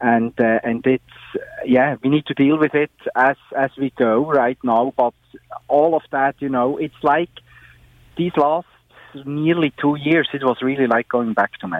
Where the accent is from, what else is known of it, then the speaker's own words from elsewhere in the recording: Switzerland; I grew up in Switzerland